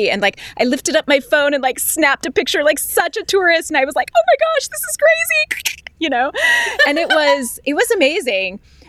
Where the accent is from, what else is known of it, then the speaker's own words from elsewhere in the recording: Arizona, United States; also born or lived in Colorado / Alaska / Georgia / California; I was born in Colorado, then we moved to Alaska, Georgia, California, then back up to Alaska, or Arizona, back up to Alaska, then Virginia, then Utah, and then Arizona. So that was my childhood.